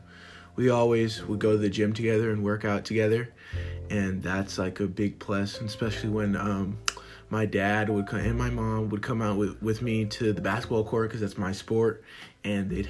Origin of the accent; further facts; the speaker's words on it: the South, United States; I grew up in the South